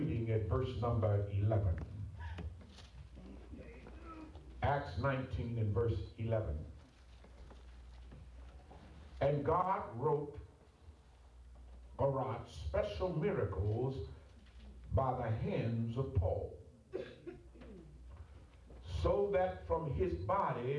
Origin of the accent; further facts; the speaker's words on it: Ohio, United States; also born or lived in Atlanta; I'm from Ohio